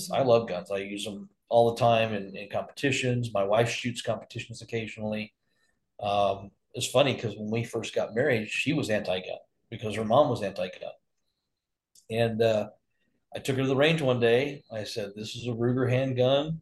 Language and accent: English; Texas, United States; now in Arizona, United States; I grew up in Texas